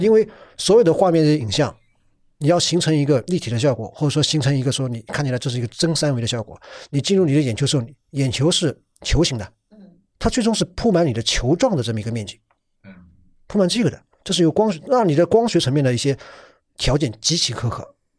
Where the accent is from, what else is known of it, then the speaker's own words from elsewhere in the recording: China; 我们中国人这种 copy 能力是很强的